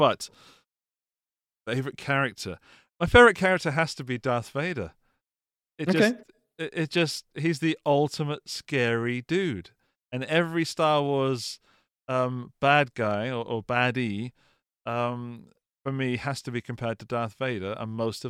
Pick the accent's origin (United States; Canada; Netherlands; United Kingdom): United Kingdom; Dan, I am British, okay?